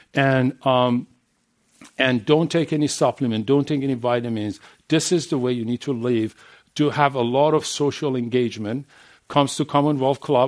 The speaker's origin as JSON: {"language": "English", "country": "Iran", "tie": "born or raised there", "second_language": "English", "moved": "as an adult", "said": "I'm coming from Middle East, from Iran. And I know, and I raised and grew up there."}